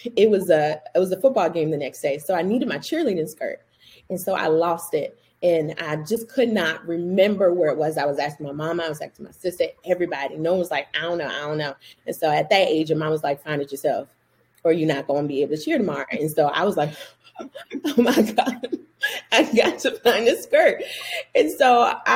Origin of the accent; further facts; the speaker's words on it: Orangeburg, South Carolina, United States; moved away as an adult; also born or lived in Wilmington, Delaware; now in Charlotte, United States; I am from Orangeburg, South Carolina, by the way of Wilmington, Delaware.